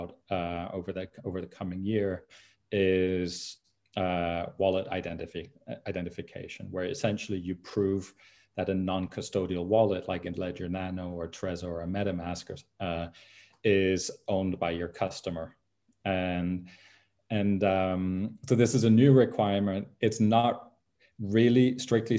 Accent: Denmark; my home country of Denmark

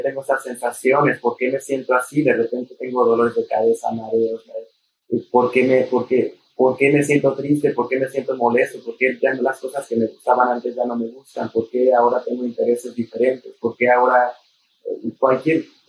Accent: Mexico; descubrir lo que somos como mexicanos, como latinos

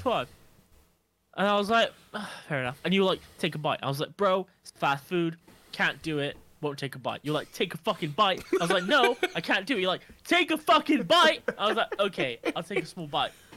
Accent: Nottingham, East Midlands, United Kingdom; was born in, uh, Nottingham

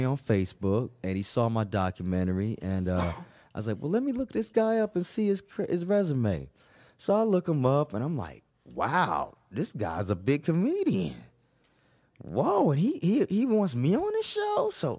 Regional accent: the South, United States; ma'am, I'm a Southerner. I'm from the East Coast. I talk loud.

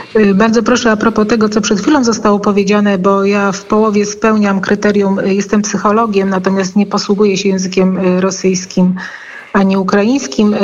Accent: Poland; jesteśmy z Polski

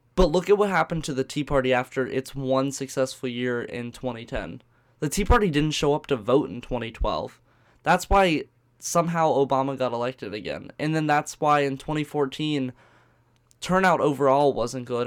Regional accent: Virginia Beach, Virginia, United States; I'm from Virginia Beach

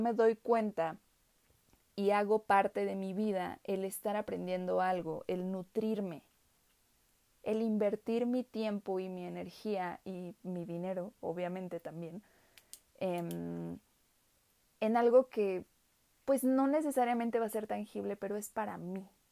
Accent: Mexico; soy pues mexicana, obviamente

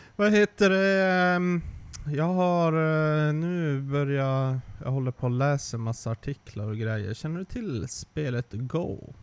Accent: Sweden; som svensk

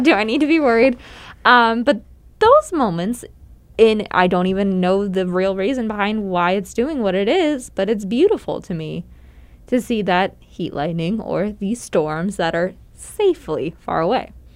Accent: Pennsylvania, United States; moved away; I grew up in Pennsylvania

